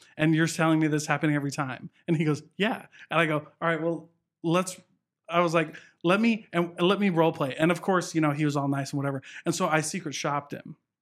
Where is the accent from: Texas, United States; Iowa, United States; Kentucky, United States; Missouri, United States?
Iowa, United States; Southeast; moved away; a little town in Iowa.